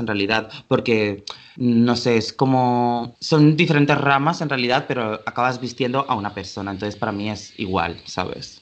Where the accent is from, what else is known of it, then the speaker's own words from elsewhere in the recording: Valencia, Valencian Community, Spain; now in Barcelona, Spain; vivo en Barcelona actualmente pero soy nacido en Valencia